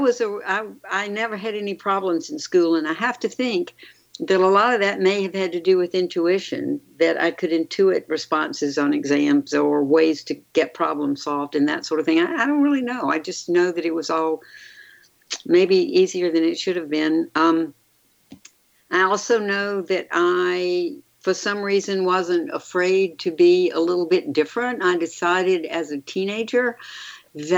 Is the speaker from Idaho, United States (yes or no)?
no; Mobile, Alabama, United States; also born or lived in Atlanta, Georgia / New York / Tuscaloosa, Alabama; I was born in Mobile